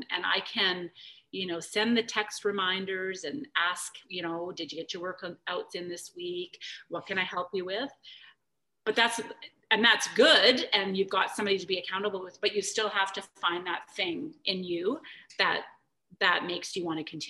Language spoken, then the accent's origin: English; Calgary, Alberta, Canada; back when I grew up in Calgary